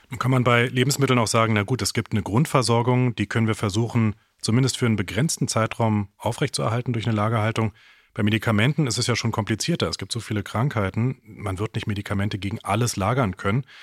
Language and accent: German; Berlin, Germany; born there; ich bin erst nach äh, sehr viel später geboren in Westberlin